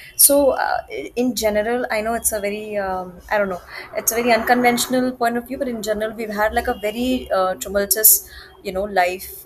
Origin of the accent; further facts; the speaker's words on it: Gorakhpur, Uttar Pradesh, India; now in Mumbai, India; I'm from Gorakhpur